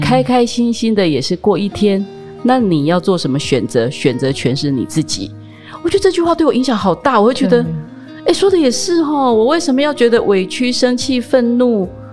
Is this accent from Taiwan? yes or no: yes; rural Taichung, Taiwan; 我是在台中乡下长大的孩子嗯。但是呢，我们又是属于乡下里面的正职家庭，所以在我母亲当县议员的时候生下我